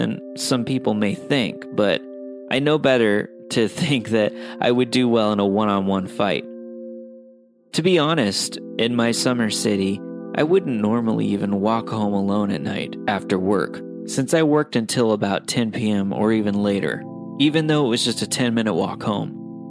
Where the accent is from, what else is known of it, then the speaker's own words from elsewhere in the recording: New York City, New York, United States; Now, I grew up in New York City and live there to this day, and I'm not overly afraid of walking around in some of my city's more infamous areas at night